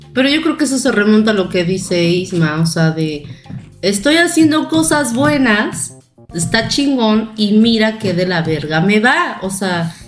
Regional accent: Chilpancingo, Guerrero, Mexico; now in Puebla, Mexico; yo soy de Guerrero, de Chilpancingo Guerrero

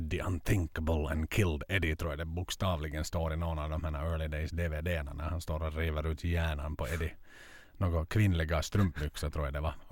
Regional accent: Finland

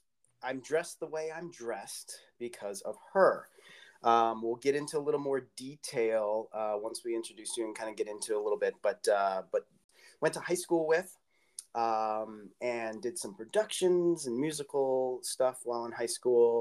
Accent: Midwest, United States; also born or lived in Iowa; growing up in the Midwest

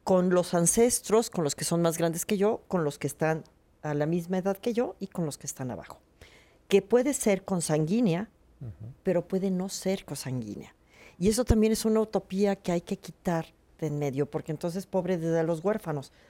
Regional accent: Mexico City, Mexico; no es lo mismo los que somos chilangos, perdón, pero estamos chilangos y que a cada rato nos tiembla.

